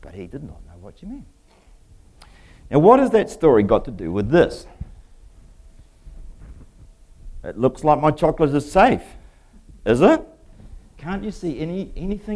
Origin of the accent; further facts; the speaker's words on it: England, United Kingdom; moved away; I'm English myself